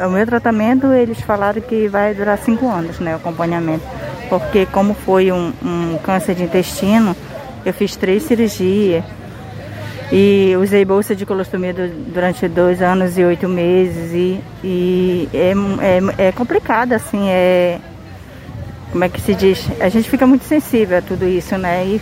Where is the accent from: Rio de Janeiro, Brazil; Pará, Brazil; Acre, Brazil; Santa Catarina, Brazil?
Pará, Brazil; Alenquer; now in Santarém, Brazil; Eu sou de Alenquer, mas eu moro aqui.